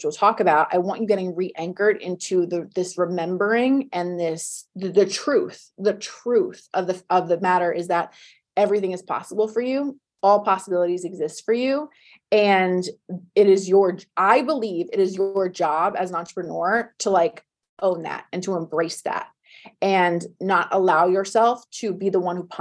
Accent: New Jersey, United States; moved away as an adult; now in Los Angeles, United States; I'm from New Jersey. I lived in New Jersey till I was 33, 34.

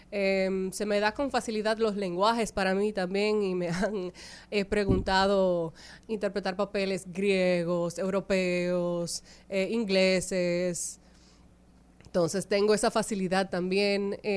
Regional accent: Dominican Republic; accent: neutral Spanish; yo soy dominicana de pura cepa, yo necesito que eso se sepa. Aunque yo no sueno dominicana, lo soy, se los juro.

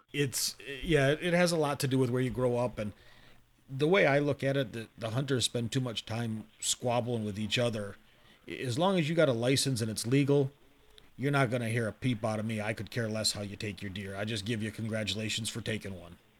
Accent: Michigan, United States; I grew up in Michigan

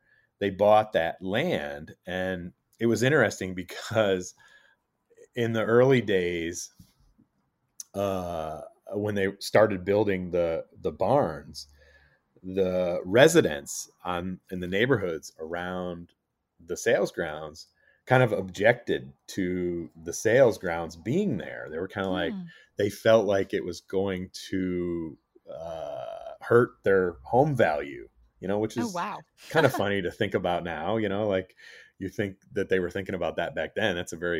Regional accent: Saratoga Springs, New York, United States; You know, I grew up here in Saratoga, so I have just, you know, memories of every year growing up

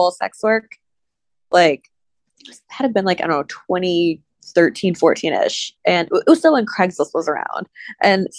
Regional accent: Ohio, United States; now in the South, United States; I grew up in Ohio

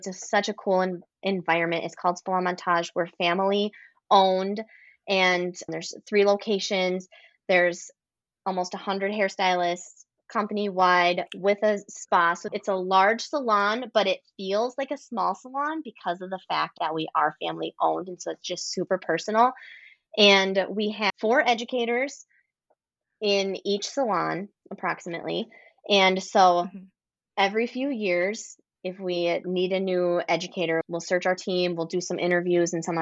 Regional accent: a small town in Wisconsin, United States; now in Minneapolis, United States; I actually grew up in a small town in Wisconsin and then moved closer to the city

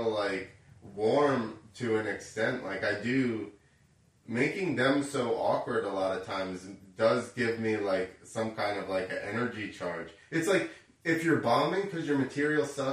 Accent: New Jersey, United States; I'm from Jersey

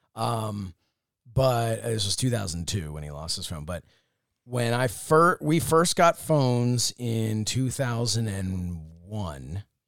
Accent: Upper Dublin, Pennsylvania, United States; also born or lived in Dresher, Pennsylvania; Ambler is in Upper Dublin where I grew up, but I lived in Drescher

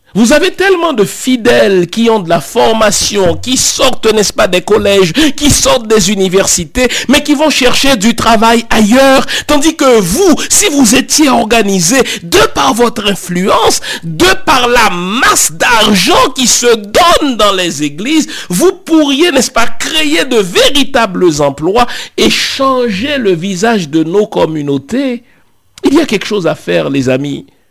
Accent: Haiti; chez nous, chez moi en Haïti

